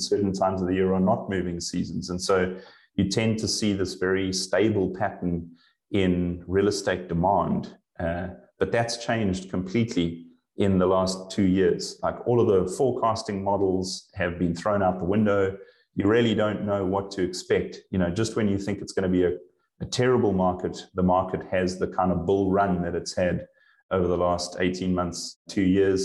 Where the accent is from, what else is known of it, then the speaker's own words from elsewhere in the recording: Johannesburg, Gauteng, South Africa; moved away as an adult; also born or lived in Durban, South Africa / Europe; now in Vancouver, Canada; I am originally from South Africa. I kind of born and bred in Johannesburg and ended up in Durban on the East Coast for many years.